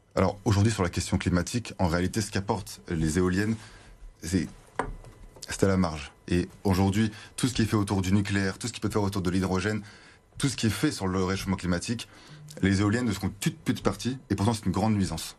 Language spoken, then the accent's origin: French; Lille, Hauts-de-France, France; Je suis un Lillois, j'étais au collège, au lycée à Lille, étudiant euh, à Lille. J'y habite maintenant